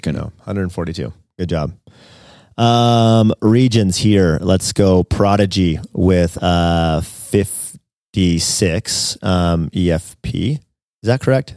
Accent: San Diego, California, United States; my hometown, San Diego

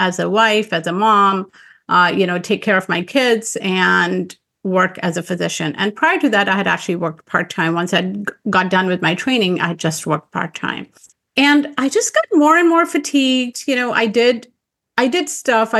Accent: Pakistan; moved away; I grew up in Pakistan

